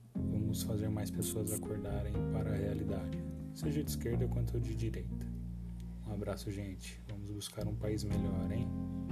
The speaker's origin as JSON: {"language": "Portuguese", "town": "Campinas", "region": "São Paulo", "country": "Brazil", "said": "sou de Campinas, São Paulo"}